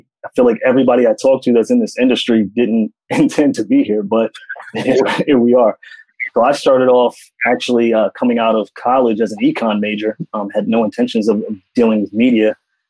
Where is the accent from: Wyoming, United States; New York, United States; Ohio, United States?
New York, United States; I'm currently Director of Digital Operations at North Star Travel Media. Born and raised in New York, lived there pretty much all my life, with the exception of a few months in a small town outside of Selma, Alabama.